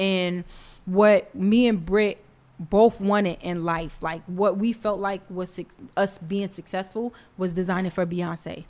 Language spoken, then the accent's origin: English; New York City, New York, United States; I'm from the Bronx.